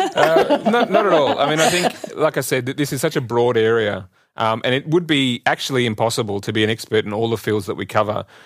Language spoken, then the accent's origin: English; Australia; moved away as an adult; also born or lived in Singapore / Gurgaon, India; now in Bonn, Germany; I was born in Australia and grew up there